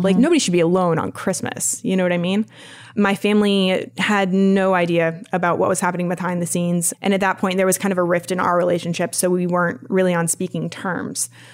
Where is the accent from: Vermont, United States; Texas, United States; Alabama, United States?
Vermont, United States; I grew up in the boonies of Vermont, way up north, uh, about two hours south of the Canadian border